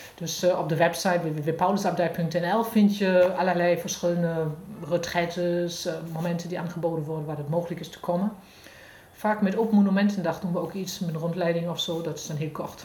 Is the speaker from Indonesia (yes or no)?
no; Germany; accent: German; Dutch is a second language; moved away; van geboorte kom ik uit Duitsland, dat is te horen.